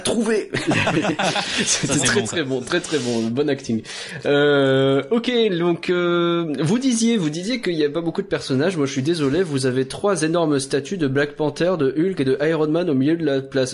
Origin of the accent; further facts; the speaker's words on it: Ch'ti, Hauts-de-France, France; je suis ch'ti moi-même